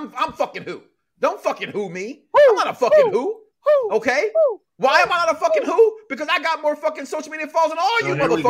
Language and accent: English; Chicago, Illinois, United States; I'm from Chicago